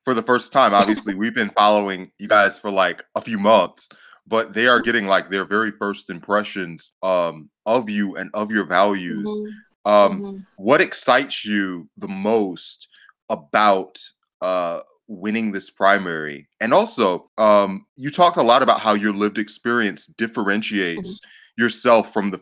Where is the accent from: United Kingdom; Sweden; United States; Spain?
United States; Atlanta, Georgia; I'm from Zone 5 in Atlanta